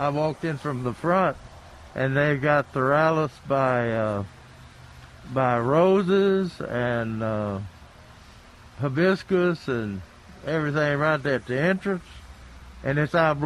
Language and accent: English; Somerville, Tennessee, United States; out of Somerville, Tennessee, from my hometown.